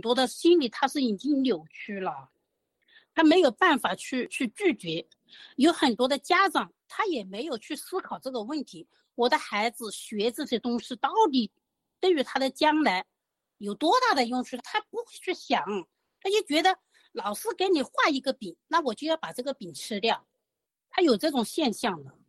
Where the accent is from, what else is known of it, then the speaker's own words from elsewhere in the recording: Hunan, China; 我是，呃，湖南的